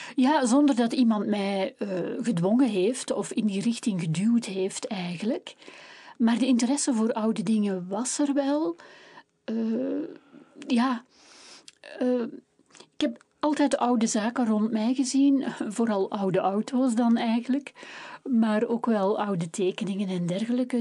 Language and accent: Dutch; Kempen, Flanders, Belgium; ik ben een echte Kempense